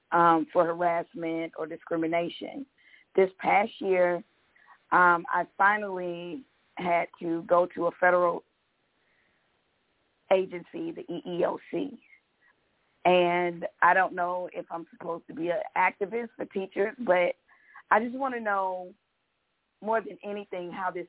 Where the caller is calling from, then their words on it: Georgia, United States; from Georgia.